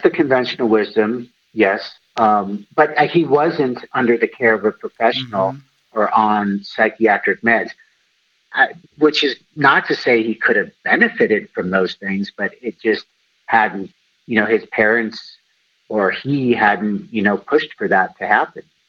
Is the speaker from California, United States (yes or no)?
yes; Los Angeles, California, United States; I grew up in Los Angeles, California